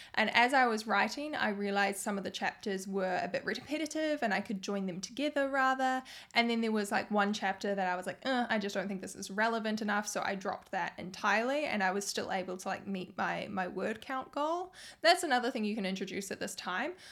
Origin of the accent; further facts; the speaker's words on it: New Zealand; I'm from New Zealand